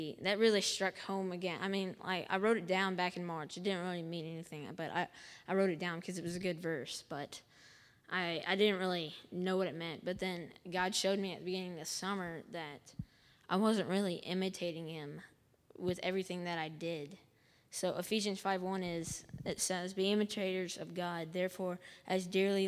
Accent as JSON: {"language": "English", "town": "Montgomery", "country": "United States", "tie": "born or raised there", "said": "I'm from Montgomery"}